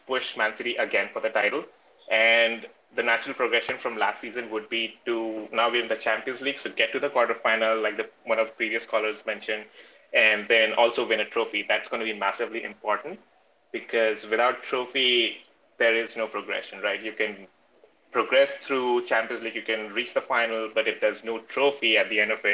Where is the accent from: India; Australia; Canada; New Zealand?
India; now in California, United States; I'm originally from India